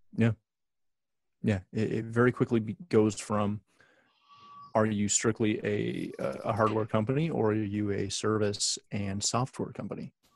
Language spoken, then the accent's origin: English; Canada; I'm Canadian